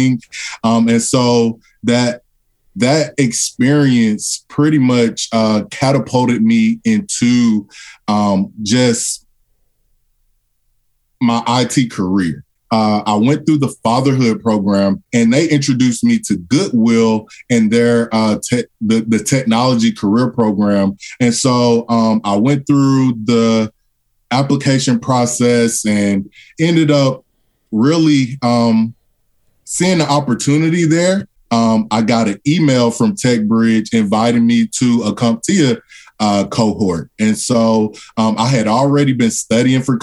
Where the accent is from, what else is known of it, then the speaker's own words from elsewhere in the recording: Atlanta, Georgia, United States; Atlanta native, one of those rarities who's still in Atlanta. So born and raised in Atlanta, Georgia.